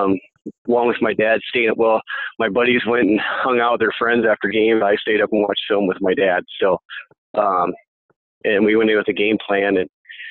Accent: Dell Rapids, South Dakota, United States; But how I started off was I originally from Del Rapids

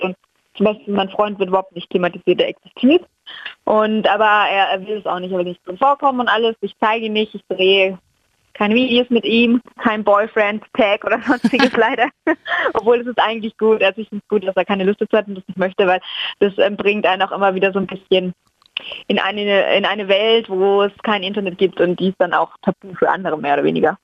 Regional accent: Franconia, Bavaria, Germany; ich komme aus Franken

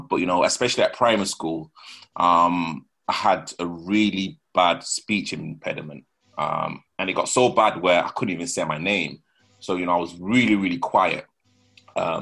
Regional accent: Leeds, Yorkshire and the Humber, United Kingdom; accent: rough northern accent; moved away as an adult; also born or lived in Nottingham; now in London, United Kingdom; I was born in Nottingham, but you know I moved from Nottingham when I was about 3 or 4, and then I grew up in Leeds.

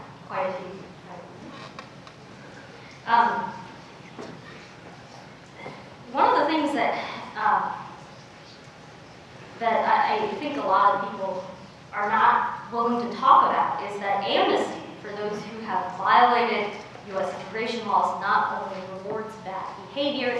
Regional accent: Oakland, California, United States; also born or lived in China; I showed up in inner city Oakland when I was 10 years old. My parents had applied to immigrate to the United States from China

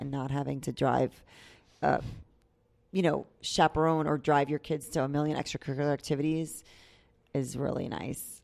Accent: New York, United States; moved away as an adult; now in Tampa, United States; I'm from New York. I grew up in New York

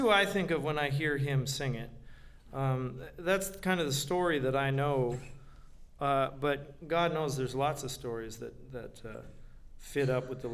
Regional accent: Scarborough, Ontario, Canada; also born or lived in Toronto; I grew up in Scarborough, Ontario, and I live in Toronto

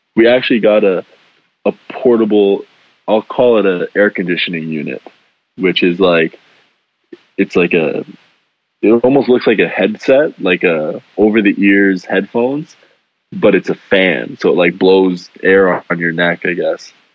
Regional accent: Canada; moved away; I'm Canadian

